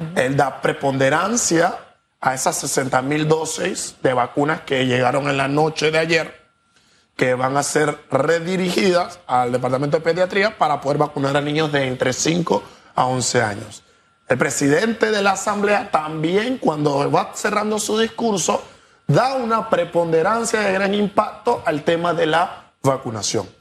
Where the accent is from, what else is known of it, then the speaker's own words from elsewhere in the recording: Panama; como panameños muchos tenemos